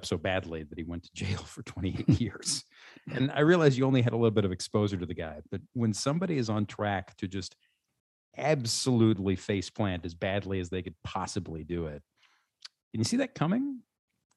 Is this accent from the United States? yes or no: yes; the South, United States; I'm from the South